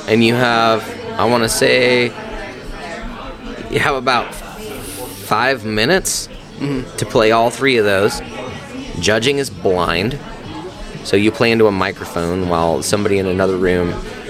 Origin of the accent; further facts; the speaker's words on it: Utah, United States; moved away; also born or lived in Idaho / Wyoming; Originally, I'm from Utah, but I spent time cowboying in Idaho.